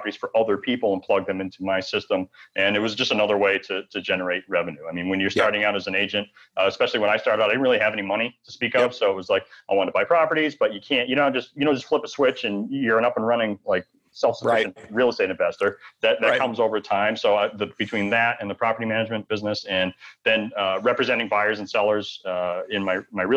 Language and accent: English; Maine, United States; moved away as an adult; also born or lived in Bangor, Maine; now in Maui, United States; I'm born and raised in Maine, lived there on and off like most of my life.